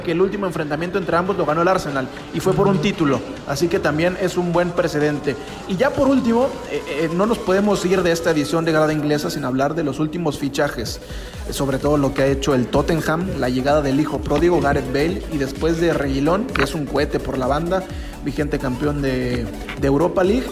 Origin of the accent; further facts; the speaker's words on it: Mexico; Nosotros que somos mexicanos